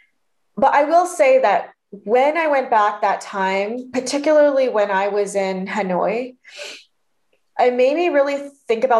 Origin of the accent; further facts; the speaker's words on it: Orange County, California, United States; also born or lived in Denver, Colorado; the Vietnamese community I grew up in Orange County